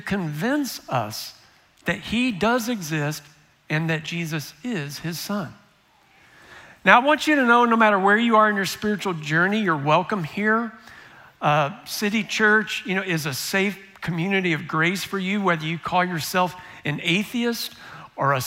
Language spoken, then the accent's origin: English; United States; am I just a Christian because I grew up in the United States